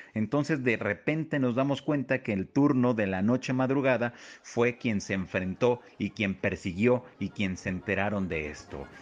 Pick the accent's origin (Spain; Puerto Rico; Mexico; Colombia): Mexico; de aquí de la República Mexicana